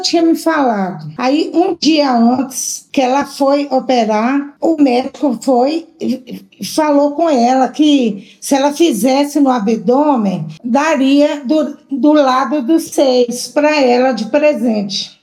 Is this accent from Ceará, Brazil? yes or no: no; João Monlevade, Minas Gerais, Brazil; Nós somos de João Levade